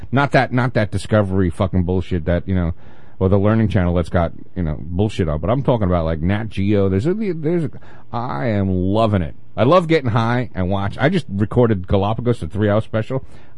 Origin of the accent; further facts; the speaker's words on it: New York City, New York, United States; New York didn't get cable TV until I moved out in Brooklyn when I was 25, which was 93?